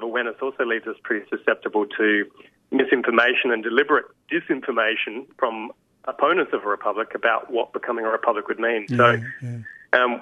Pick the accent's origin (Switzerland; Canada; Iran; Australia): Australia; Australians wanted to have the final say about who our head of state was.